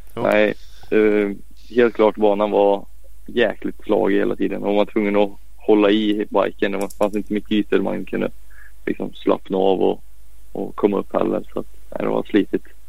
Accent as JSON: {"language": "Swedish", "town": "Falköping", "region": "Västra Götaland", "country": "Sweden", "tie": "born or raised there", "also_born_or_lived": "Piacenza, Italy", "said": "jag är uppväxt i, i Farsfäng där"}